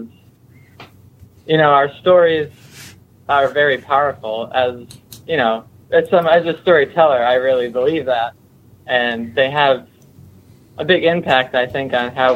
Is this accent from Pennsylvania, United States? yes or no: no; Connecticut, United States; I grew up in Connecticut, which is sort of Lyme City.